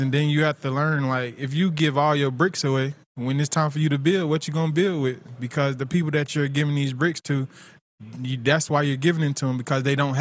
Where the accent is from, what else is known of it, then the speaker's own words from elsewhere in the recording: Tifton, Georgia, United States; I'm from Tifton. My parents, they were never together.